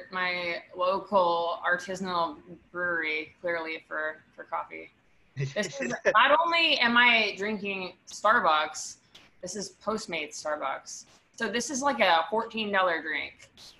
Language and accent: English; New York, United States; I'm from Washington Heights. My parents live in Washington Heights.